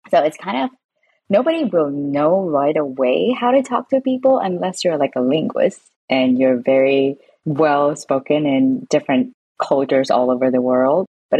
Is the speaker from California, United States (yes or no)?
yes; San Francisco, California, United States; also born or lived in Hong Kong / Japan; now in London, United Kingdom; I grew up in San Francisco, but I was born in Hong Kong. And since then, I've moved to Japan, and I've lived in Hong Kong as well. And I moved back to San Francisco. Now I'm in London, UK.